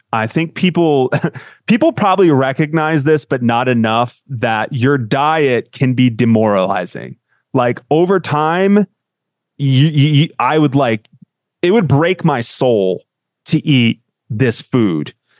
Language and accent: English; Connecticut, United States; I grew up in Connecticut